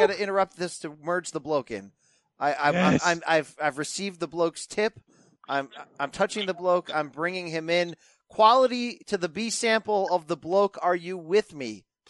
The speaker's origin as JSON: {"language": "English", "town": "Naugatuck", "region": "Connecticut", "country": "United States", "tie": "born or raised there", "said": "But I grew up in the armpit of Connecticut. I grew up in the Naugatuck Valley, the industrial, the factory towns, okay? Naugatuck, Connecticut"}